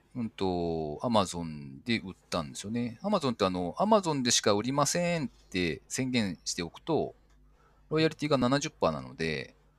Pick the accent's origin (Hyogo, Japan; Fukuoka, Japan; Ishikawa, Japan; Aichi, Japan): Aichi, Japan; Nagoya; also born or lived in Gifu; 名古屋の方に自分の実家があって、親が健在